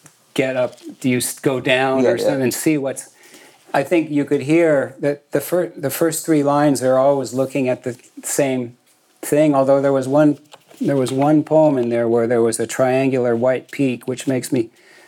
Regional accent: San Mateo Peninsula, California, United States; born or raised there; also born or lived in Boston, Massachusetts

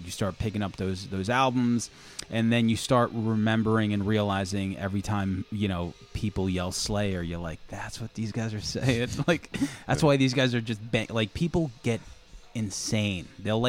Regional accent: Mattituck, New York, United States; born or raised there

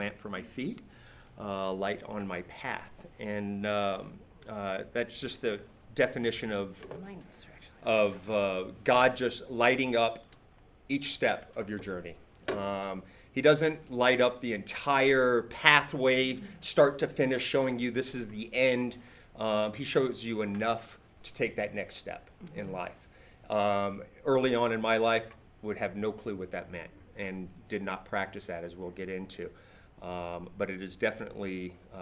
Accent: California, United States; born or raised there; moved away

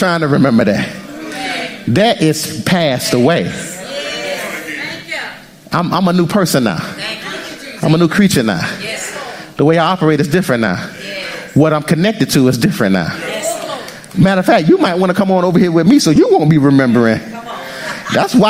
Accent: United States; as an American, I'm an American citizen

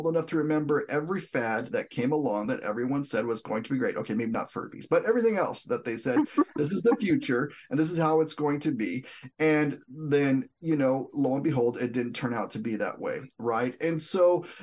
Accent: southwest New Mexico, United States; I'm from New Mexico, the southwest part of the state

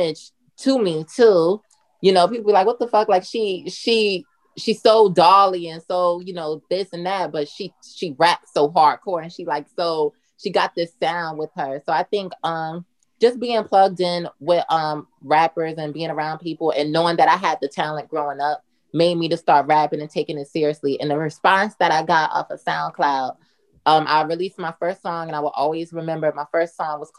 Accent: Newark, New Jersey, United States; now in New York, United States; I'm from Newark, New Jersey, born and raised.

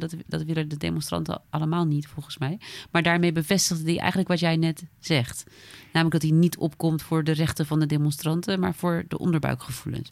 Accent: Friesland, Netherlands; als Fries

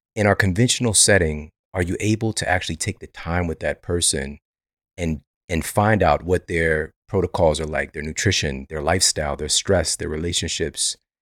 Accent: Ferguson, Missouri, United States; also born or lived in Florissant, Missouri; I'm from Ferguson. The, the majority of my years on planet Earth, I've lived in Ferguson and Florissant, Missouri

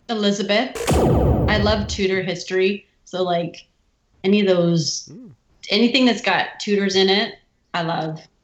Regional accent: Windsor, Ontario, Canada; we're so close to Detroit and you get that sort of duality of of hmm. being exposed to everything American, but but having uh, I would say the benefits of being Canadian

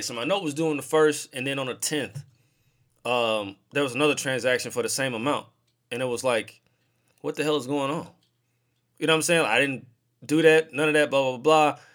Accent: St. Louis, Missouri, United States; I'm from St. Louis, I live in St. Louis

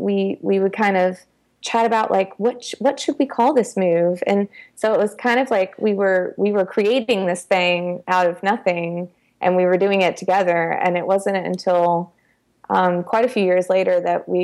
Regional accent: Charlotte, North Carolina, United States; I grew up in the Charlotte area in North Carolina. So I've been here most of my life.

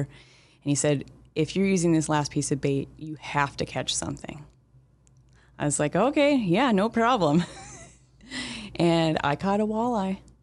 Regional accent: Moorhead, Minnesota, United States; I'm from Moorhead, uh, Minnesota. Grew up there, uh, still live here in town.

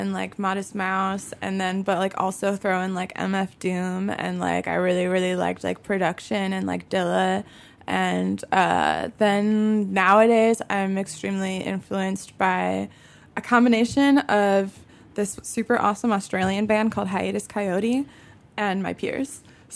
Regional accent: Chicago, Illinois, United States; also born or lived in Oak Park, Illinois / Humboldt Park, Chicago; Originally in Bucktown. I was like kind of born and half raised in Bucktown

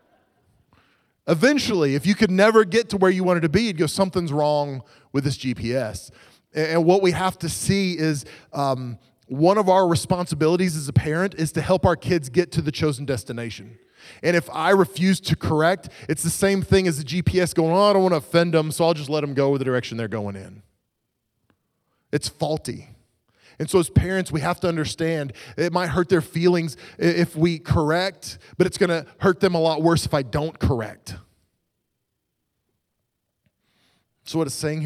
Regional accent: Oklahoma, United States; I grew up in Oklahoma

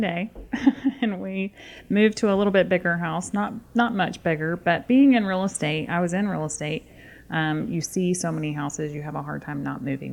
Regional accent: Buford, Georgia, United States; also born or lived in Auburn; we're from Buford

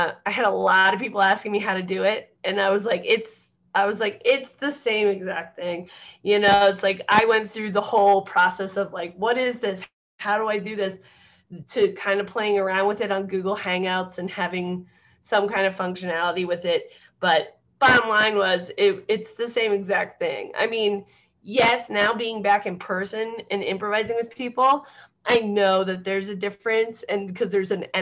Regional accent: New Hampshire, United States; moved away; also born or lived in New York / Los Angeles; I grew up in New Hampshire, so I grew up with snow and skiing and all that stuff.

